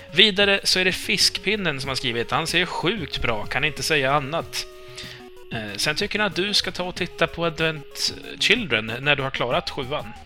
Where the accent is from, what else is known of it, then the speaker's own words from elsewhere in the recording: Uppsala, Uppsala County, Sweden; jag kommer från Uppsala